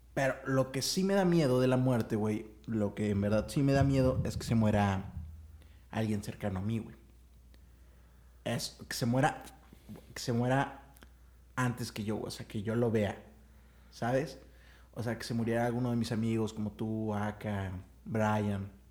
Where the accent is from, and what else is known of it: Mexico